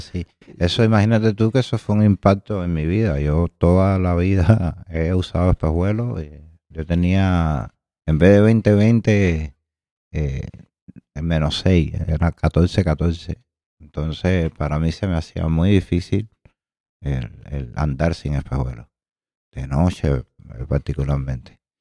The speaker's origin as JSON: {"language": "Spanish", "region": "Havana", "country": "Cuba", "said": "soy de Alamar, eh, frente a la Chosmita, a los canes en la zona 13"}